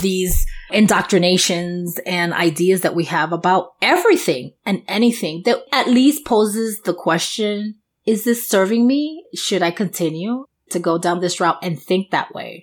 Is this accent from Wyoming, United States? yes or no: no; New York, United States; accent: New York; my New York accent